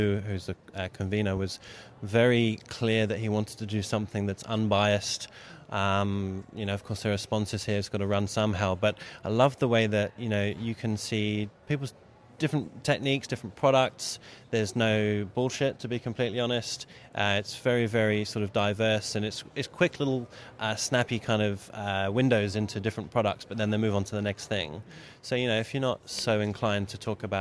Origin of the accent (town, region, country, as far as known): United Kingdom; moved away as an adult; now in Australia